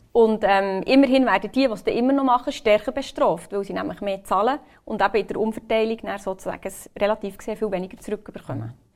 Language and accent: German; Bern, Switzerland; ich bin aus Bern.